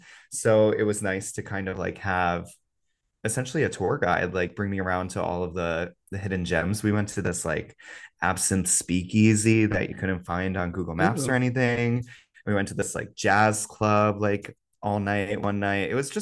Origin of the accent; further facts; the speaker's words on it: Hamilton, New Jersey, United States; I am a Jersey boy through and through. I grew up just outside of Princeton in a little town called Hamilton, New Jersey.